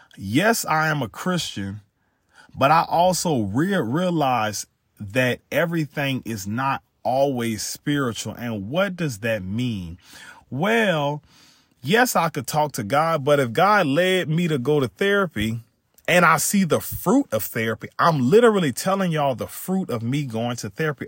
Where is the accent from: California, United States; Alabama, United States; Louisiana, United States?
Louisiana, United States; I'm from Louisiana